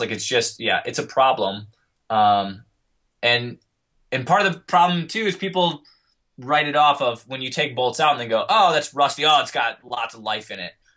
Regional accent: Colorado, United States; I'm from Colorado

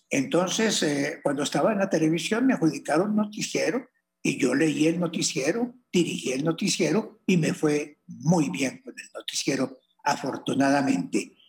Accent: Colombia; así somos los colombianos, por Dios. Los colombianos somos personas eh, echadas para adelante

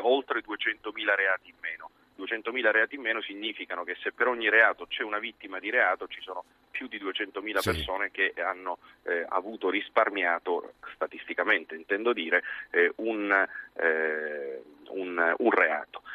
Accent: Agrigento, Sicily, Italy; parlo da siciliano

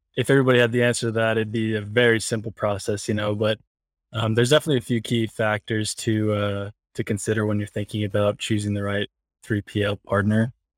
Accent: Cleveland, Ohio, United States; now in Salt Lake City, United States; We're both from the Cleveland area, um, Cleveland, Ohio. And then we, I mean, we've been in the same school since we were like sixth grade.

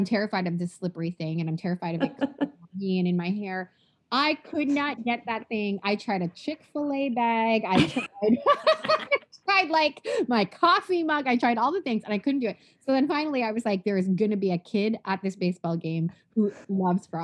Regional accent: Toronto, Ontario, Canada; moved away as an adult; also born or lived in Southwest Florida; now in Florida, United States; I currently live in Southwest Florida, but I was born and raised in Toronto, Canada, where I live my whole life.

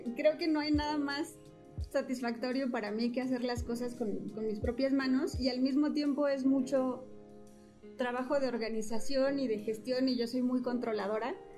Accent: Oaxaca, Mexico; soy de Oaxaca

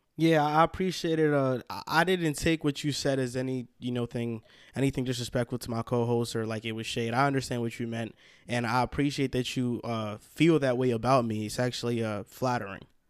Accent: Hackensack, New Jersey, United States; accent: New Yorkish; we would all claim Hackensack, New Jersey as their hometown

